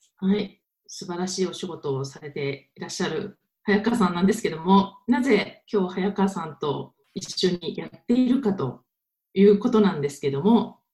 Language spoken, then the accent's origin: Japanese; Tokyo, Japan; moved away as an adult; now in Paris, France; 東京生まれの東京育